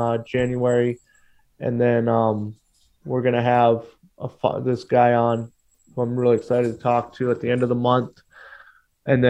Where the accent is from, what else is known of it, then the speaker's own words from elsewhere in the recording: Portland, Oregon, United States; moved away; also born or lived in California / Milwaukie, Oregon; I grew up in Portland